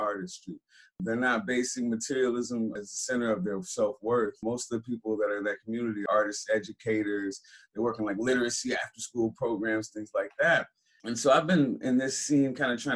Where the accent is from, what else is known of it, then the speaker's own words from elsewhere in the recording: San Francisco, California, United States; I grew up in Hunters Point, San Francisco, that spot that's not on the tourist map